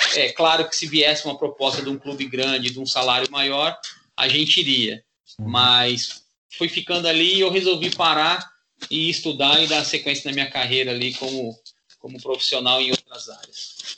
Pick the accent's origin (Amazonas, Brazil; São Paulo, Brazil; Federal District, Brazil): São Paulo, Brazil; Santo André; moved away as an adult; now in Praia Grande, Brazil; eu sou de Santo André, né? Minha família toda em Santo André. Eu hoje resido em Praia Grande, mas meus pais ainda moram em Santo André